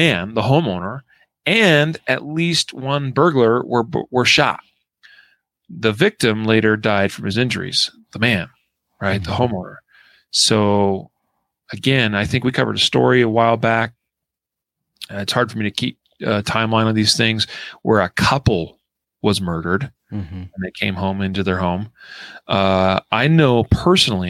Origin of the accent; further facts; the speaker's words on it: Idaho, United States; my hometown in Idaho